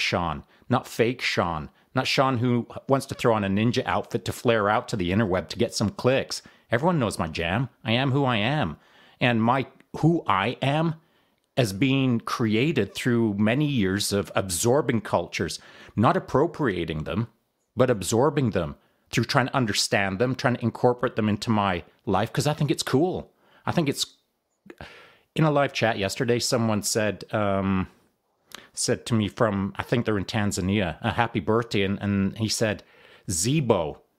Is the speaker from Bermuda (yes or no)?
no; Canada; also born or lived in Texas; I'm a Canadian